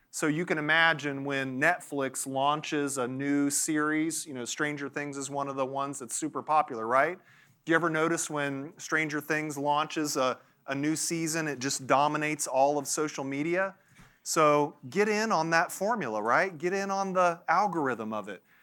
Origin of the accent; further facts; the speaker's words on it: Nashville, Tennessee, United States; I'm from Nashville. There's a little town called Franklin close to where I live